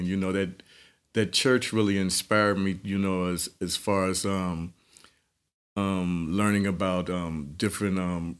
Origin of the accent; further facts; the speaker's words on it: Chicago, Illinois, United States; also born or lived in Warren, Ohio / New York / Los Angeles; I was born in Warren, Ohio. I grew up between Chicago, New York, and L.A., and I have family in all those areas, but I probably permanently resided in Chicago